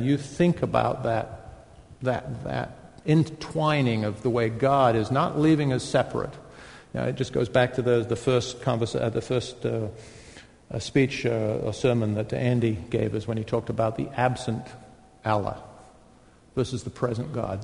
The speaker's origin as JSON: {"language": "English", "country": "United Kingdom", "said": "I'm a Brit"}